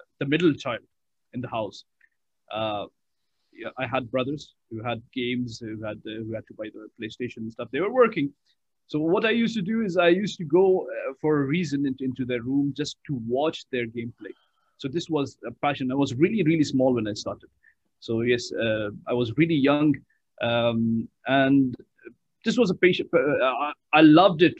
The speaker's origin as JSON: {"language": "English", "country": "Qatar", "tie": "born or raised there", "said": "when I was born, in Qatar itself."}